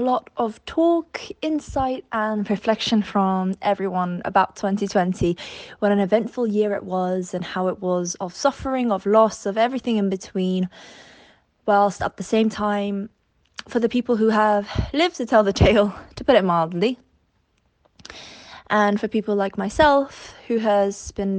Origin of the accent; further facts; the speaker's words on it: London, United Kingdom; when people ask me, so where are you from? I'm like, okay, I'm from London.